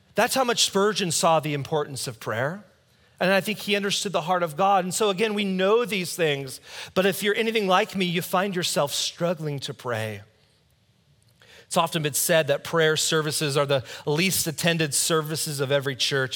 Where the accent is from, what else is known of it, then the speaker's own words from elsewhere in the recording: United States; I'm American.